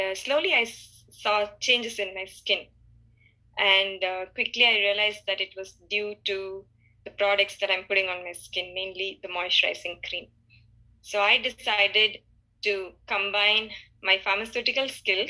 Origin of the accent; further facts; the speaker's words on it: Chennai, Tamil Nadu, India; moved away as an adult; also born or lived in Boston, United States; now in United States; I was born and brought up in Chennai, which is in India.